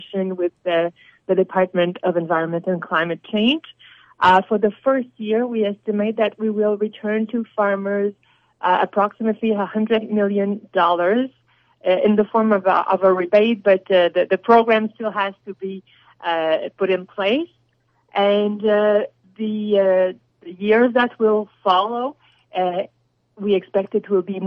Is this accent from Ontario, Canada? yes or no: no; Quebec, Canada; I come from Quebec, and we're blessed in Quebec